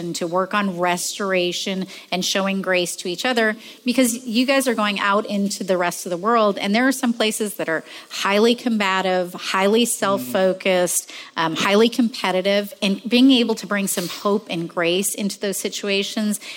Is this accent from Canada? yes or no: yes; Canada; moved away as an adult; now in United States; as a woman who'd come to this country, I'm from Canada. I just immigrated here